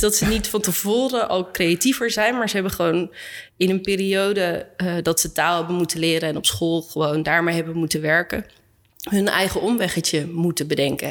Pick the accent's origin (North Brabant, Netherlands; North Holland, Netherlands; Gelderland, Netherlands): Gelderland, Netherlands; Arnhem; ik ben opgegroeid in Arnhem